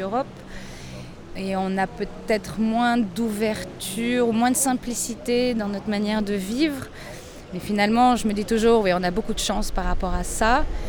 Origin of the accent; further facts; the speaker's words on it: Lisbon, Portugal; first language French and Portuguese; moved away as an adult; now in Agadir, Morocco; Je suis née à Lisbonne, au Portugal.